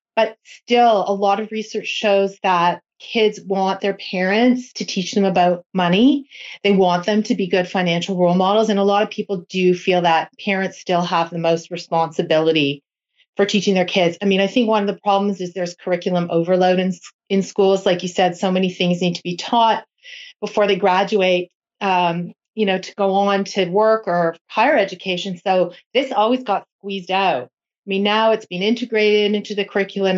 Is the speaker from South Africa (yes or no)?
no; Toronto, Ontario, Canada; I am from Toronto